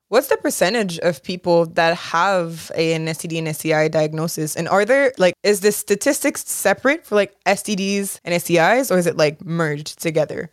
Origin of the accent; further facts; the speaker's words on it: Montreal, Quebec, Canada; Growing up in Montreal in the early two thousands